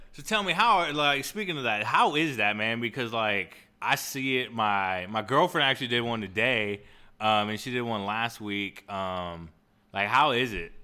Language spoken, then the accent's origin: English; Texas, United States; I'm from Texas